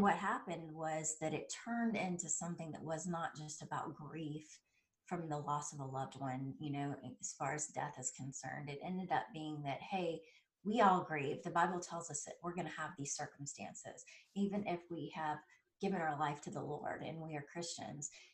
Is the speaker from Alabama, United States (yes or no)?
no; South Carolina, United States; originally, I am from South Carolina, and uh, we grew up about 30 minutes away from where they hold the Masters golf tournament